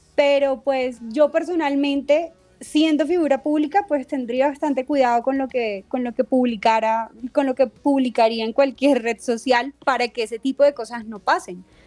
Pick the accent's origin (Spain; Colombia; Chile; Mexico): Colombia; como colombiano